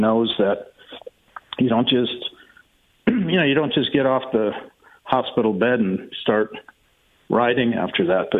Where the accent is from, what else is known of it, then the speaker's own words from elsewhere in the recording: St. Paul, Minnesota, United States; moved away as an adult; also born or lived in Mankato, Minnesota / California; I grew up in St. Paul.